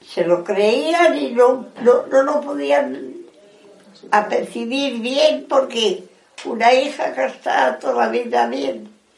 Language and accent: Spanish; Madrid, Community of Madrid, Spain; Nos vinimos de Madrid a vivir aquí, que es donde me crió.